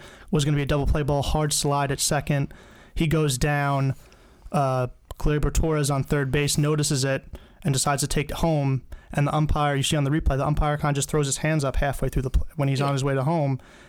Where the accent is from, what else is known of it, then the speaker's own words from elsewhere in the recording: United States; We're from the New York area.